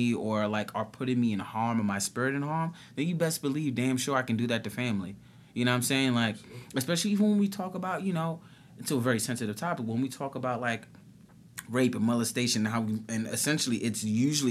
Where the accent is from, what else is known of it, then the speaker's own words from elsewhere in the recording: New York City, New York, United States; I've born and raised in New York City